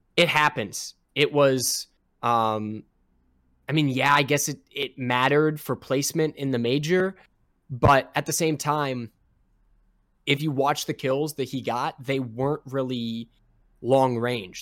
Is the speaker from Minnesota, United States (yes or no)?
yes; Minnesota, United States; I'm from Minnesota